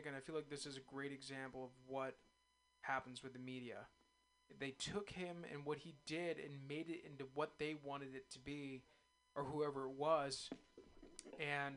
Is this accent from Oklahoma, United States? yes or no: no; East Bay, California, United States; I was born in the East Bay, and I grew up a huge A's fan and a Niners fan